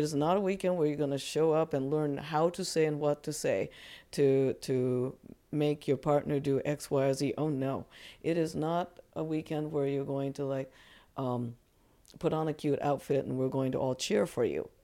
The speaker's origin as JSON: {"language": "English", "country": "Japan", "tie": "born or raised there", "moved": "yes", "said": "growing up in Japan"}